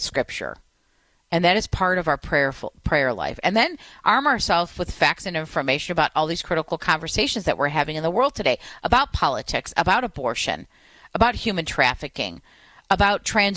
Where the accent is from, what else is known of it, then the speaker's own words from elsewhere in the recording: Detroit, Michigan, United States; my hometown in Detroit